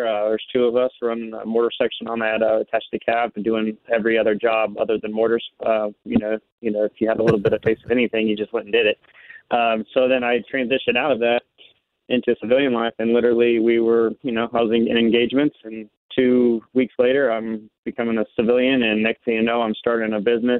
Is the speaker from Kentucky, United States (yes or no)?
no; Kansas City, Missouri, United States; I'm from Kansas City, Missouri. I grew up here my whole life